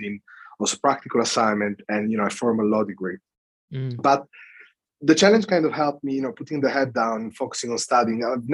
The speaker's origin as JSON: {"language": "English", "country": "Italy", "also_born_or_lived": "United Kingdom", "second_language": "English", "moved": "as an adult", "lives_now": "London, United Kingdom", "said": "I come from Italy"}